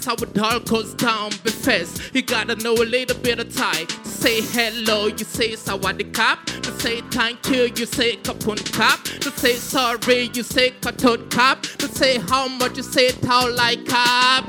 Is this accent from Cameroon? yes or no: yes; Cameroon; I'm from Cameroon